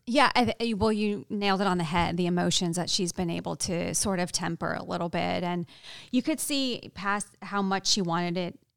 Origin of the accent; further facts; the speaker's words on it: New England, United States; I grew up not far from there. I'm from New England